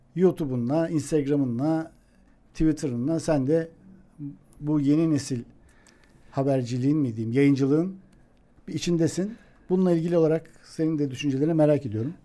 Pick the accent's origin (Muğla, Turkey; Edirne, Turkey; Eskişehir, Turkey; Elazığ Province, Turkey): Eskişehir, Turkey; Eskişehirliyim ben